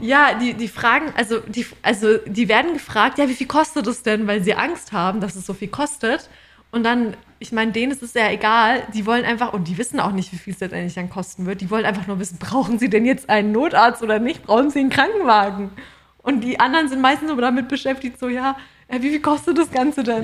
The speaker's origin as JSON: {"language": "German", "country": "Germany", "moved": "yes", "lives_now": "Australia", "said": "bei uns in Deutschland"}